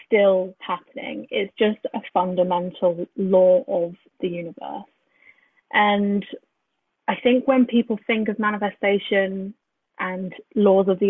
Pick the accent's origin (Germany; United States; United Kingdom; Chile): United Kingdom; Brighton, South East England; moved away; I grew up in Brighton